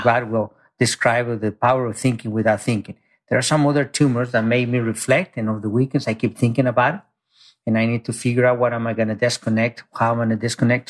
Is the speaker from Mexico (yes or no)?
yes; Mexico; now in United States; I grew up very poor in Mexico. I came to this country, you know, undocumented